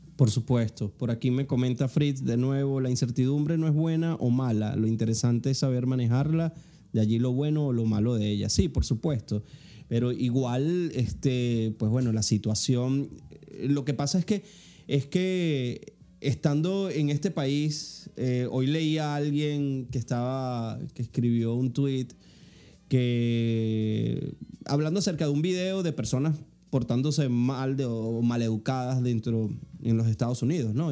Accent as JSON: {"language": "Spanish", "country": "Venezuela", "moved": "as an adult", "lives_now": "United States", "said": "yo salí huyendo de Venezuela"}